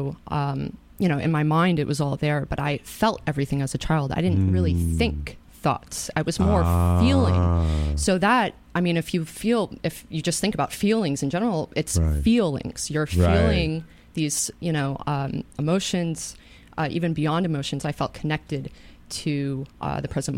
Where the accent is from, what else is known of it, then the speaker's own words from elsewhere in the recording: Katonah, New York, United States; I grew up in Katona